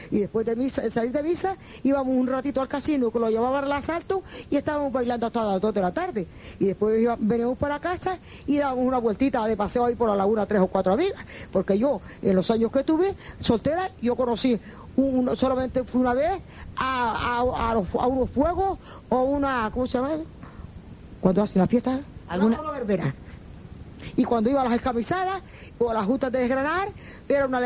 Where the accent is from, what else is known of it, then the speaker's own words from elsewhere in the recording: Sobradillo, Canary Islands, Spain; Nací aquí en el Sobradillo y toda la vida he vivido aquí. Y aquí nacieron mis, abuelas y mi madre.